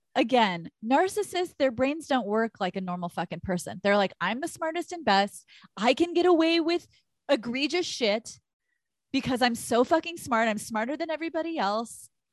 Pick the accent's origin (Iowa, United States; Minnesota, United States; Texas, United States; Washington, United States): Texas, United States; moved away; we are originally from Texas